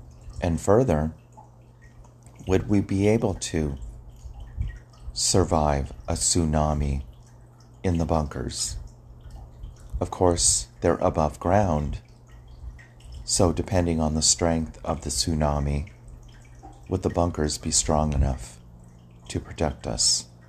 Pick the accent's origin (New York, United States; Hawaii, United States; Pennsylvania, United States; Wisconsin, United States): Hawaii, United States; when I was growing up in Hawaii on the island of Oahu, living in Navy housing, when we heard the sirens go off.